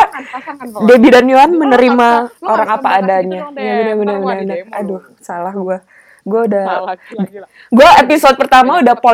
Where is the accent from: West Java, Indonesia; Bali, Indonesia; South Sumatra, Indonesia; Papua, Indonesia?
South Sumatra, Indonesia; Palembang; now in Jabodetabek, Indonesia; iya gue dari gue aslinya dari Palembang